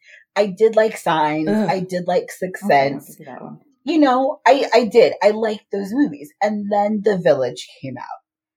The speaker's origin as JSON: {"language": "English", "town": "Paris", "region": "Île-de-France", "country": "France", "said": "I'm from Paris."}